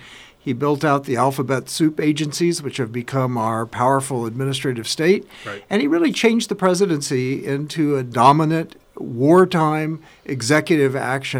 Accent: Kansas, United States; I'm from Kansas

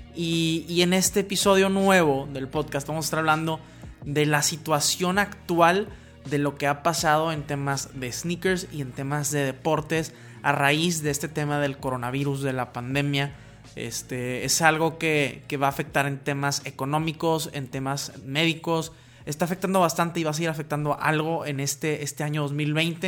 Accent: Mexico; en México, donde, de donde soy yo

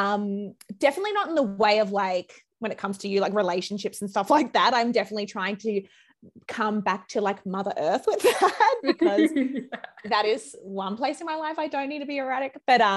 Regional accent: Brisbane, Queensland, Australia; moved away as an adult; now in Sydney, Australia; I moved here from Brizzy. I'm a Brisbane girl originally

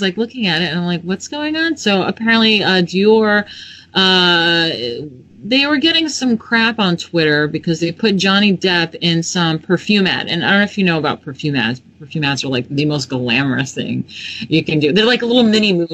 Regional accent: New York, United States; I'm from New York

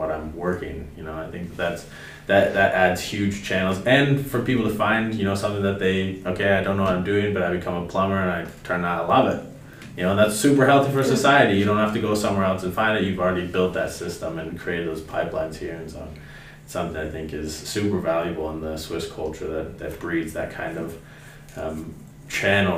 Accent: United States; growing up as an American outside looking

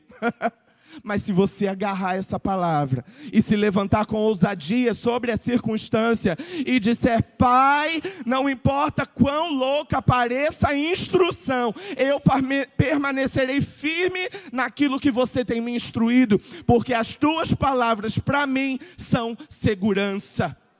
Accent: Brazil; como bom brasileiro

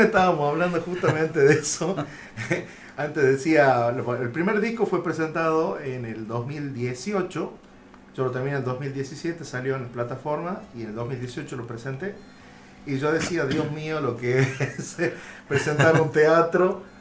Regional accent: Concepción, Tucumán, Argentina; cómo uno habla como tucumano

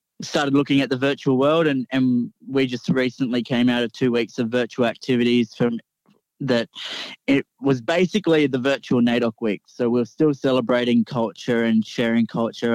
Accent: Coffs Harbour, New South Wales, Australia; I'm a proud Goombengi man from Coffs Harbour, New South Wales

